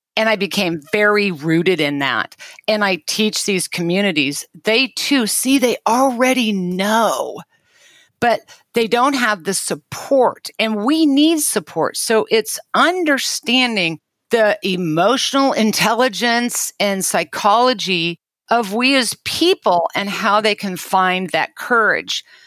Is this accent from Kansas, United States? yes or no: yes; Kansas, United States; I was born and raised in Kansas